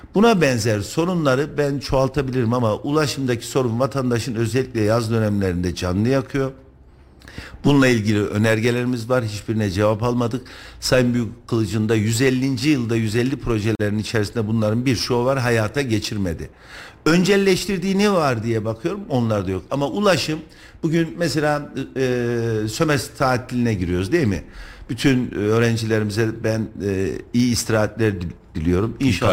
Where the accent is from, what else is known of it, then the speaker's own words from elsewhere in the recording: Kayseri Province, Turkey; Ben Kayseriliyim, ben ticaret yapıyorum, ben tüccarım